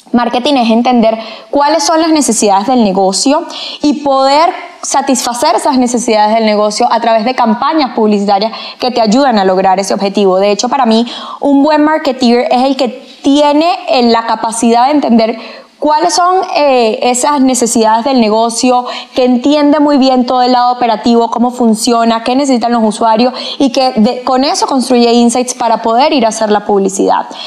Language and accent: Spanish; Venezuela; moved away as an adult; now in Colombia; Soy venezolana.